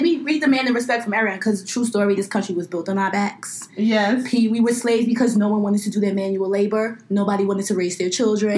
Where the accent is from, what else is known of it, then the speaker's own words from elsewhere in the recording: New York City, New York, United States; I grew up in Flatbush. I grew up in a very large Caribbean American community